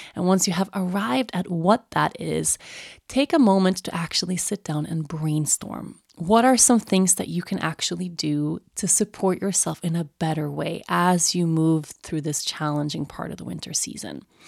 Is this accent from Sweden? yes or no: yes; Sweden; moved away as an adult; growing up in Sweden, and Sweden is a really cold and dark place in the winter months